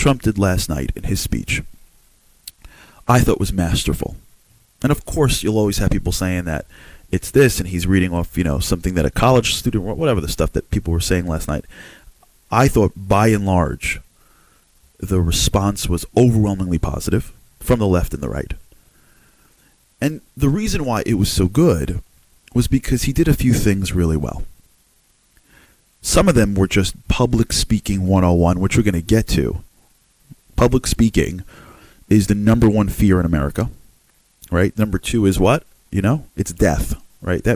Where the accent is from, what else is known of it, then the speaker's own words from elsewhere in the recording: United States; I'm an American guy